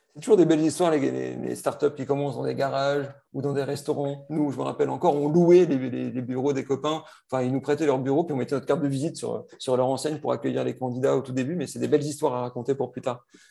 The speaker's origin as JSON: {"language": "French", "town": "Lille", "region": "Hauts-de-France", "country": "France", "said": "je suis ch'ti, ce hein, c'est plus un secret. Donc, je suis lillois"}